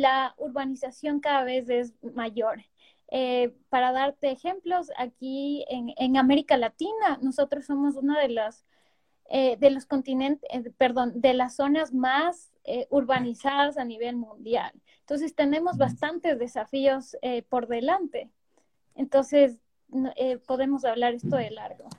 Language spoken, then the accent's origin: Spanish; Quito, Pichincha, Ecuador; nosotros como quiteños